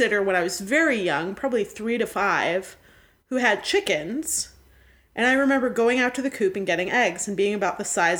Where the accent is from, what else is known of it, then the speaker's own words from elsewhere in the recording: New England, United States; growing up in New England